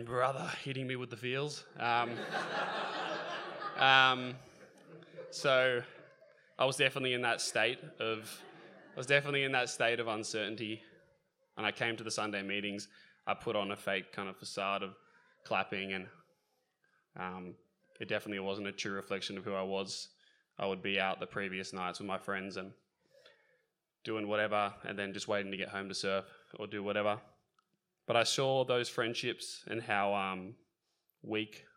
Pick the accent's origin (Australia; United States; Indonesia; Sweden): Australia; Sydney, New South Wales; I grew up in the Northern Beaches of Sydney, which is not exactly a spiritually edifying region of Australia